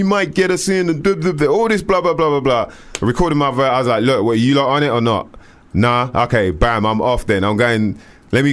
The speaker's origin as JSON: {"language": "English", "region": "London", "country": "United Kingdom", "said": "I came all the way from London"}